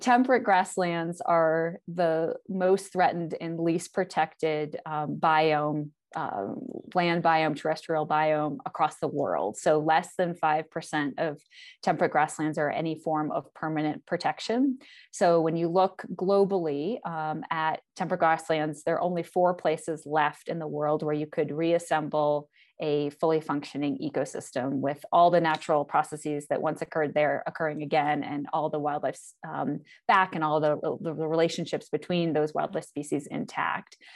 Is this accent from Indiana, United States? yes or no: no; Northern Vermont, United States; moved away as an adult; now in Montana, United States; I am from New England, originally from Northern Vermont. I grew up in a small town, of about twelve hundred people, uh, right on the Connecticut River